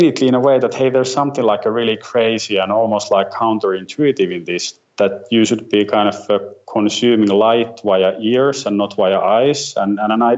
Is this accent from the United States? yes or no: no; Finland; I'm … from Finland